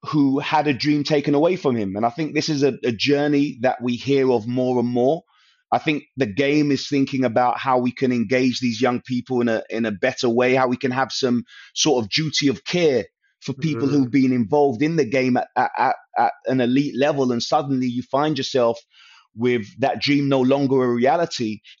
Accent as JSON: {"language": "English", "region": "London", "country": "United Kingdom", "tie": "born or raised there", "said": "I was from Northwest London, a neighborhood called Stonebridge Estate, very Caribbean"}